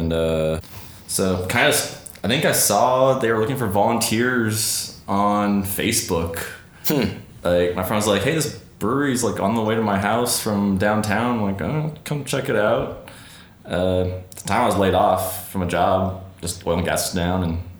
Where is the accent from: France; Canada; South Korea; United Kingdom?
Canada; I'm Canadian.